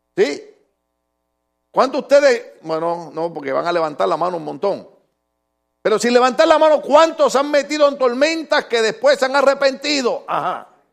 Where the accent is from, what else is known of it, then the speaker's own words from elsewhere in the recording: Puerto Rico; En mi país hay un lugar, una islita que se llama Caja de Muertos